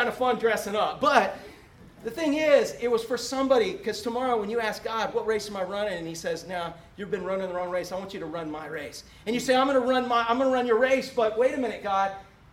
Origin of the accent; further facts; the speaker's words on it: Orlando, Florida, United States; also born or lived in Webster, Florida; I was from Orlando